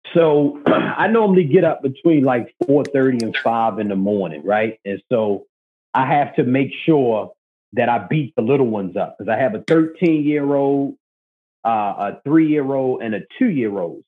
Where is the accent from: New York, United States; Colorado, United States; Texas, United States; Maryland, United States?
Maryland, United States; Baltimore; I'm from Baltimore, Maryland